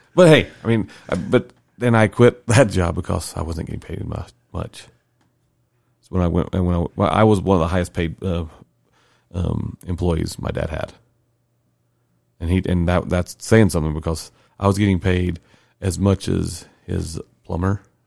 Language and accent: English; the South, United States; moved away; I'm born and raised there